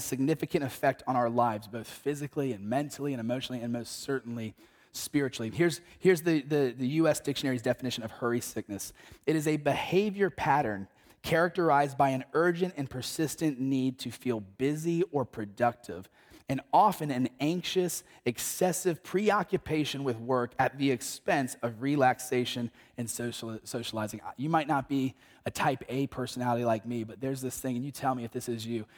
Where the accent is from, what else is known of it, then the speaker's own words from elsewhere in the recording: North Carolina, United States; moved away; visit my parents in North Carolina at the beach just to get eight days away, um, in my hometown